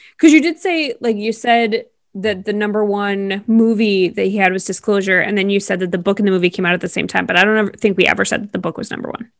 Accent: East Coast, United States; growing up on the East Coast

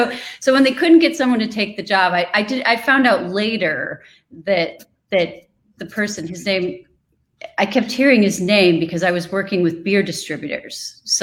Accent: Midwest, United States; I moved to New York from the Midwest. So I was tossed into an environment that was completely different than what I was used

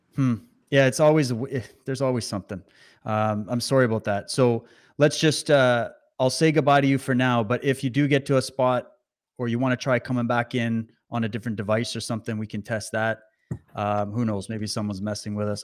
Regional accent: Saskatchewan, Canada; I was raised in Saskatchewan, so I know it well

